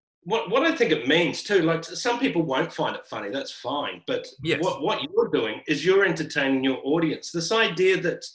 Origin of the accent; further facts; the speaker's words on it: Brisbane, Queensland, Australia; also born or lived in Sydney; now in Melbourne, Australia; Well, I came from Sydney. I started in Brisbane, lived in Sydney, moved down to Melbourne.